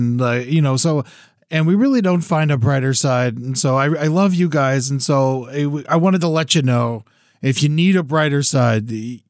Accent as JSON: {"language": "English", "country": "United States", "said": "And as an American who lives in California, of course, like we're in a major drought and I'm always thinking about water."}